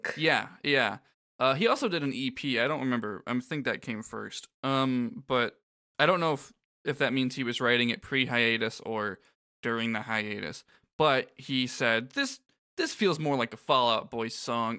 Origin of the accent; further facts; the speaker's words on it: Florida, United States; I grew up in Florida